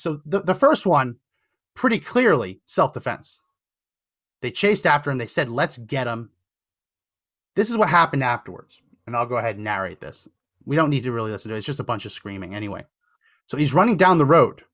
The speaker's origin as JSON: {"language": "English", "region": "New Jersey", "country": "United States", "said": "a resident of New Jersey"}